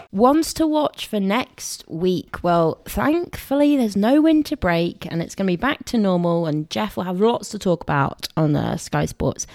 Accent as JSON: {"language": "English", "area": "Somerset", "region": "South West England", "country": "United Kingdom", "said": "we're from Somerset."}